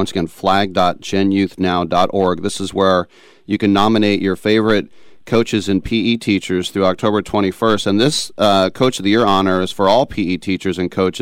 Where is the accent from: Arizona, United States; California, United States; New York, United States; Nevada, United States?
California, United States; Oakland; growing up in Oakland for me as a Raider fan